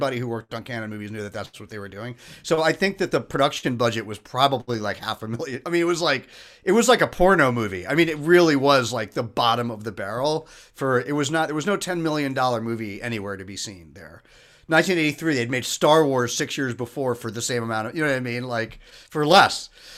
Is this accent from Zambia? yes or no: no; England, United Kingdom; born there; he knew that I was born in England